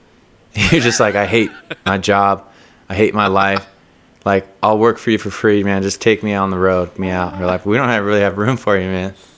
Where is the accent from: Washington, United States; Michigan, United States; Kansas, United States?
Washington, United States; Seattle; now in New York, United States; I'm from Seattle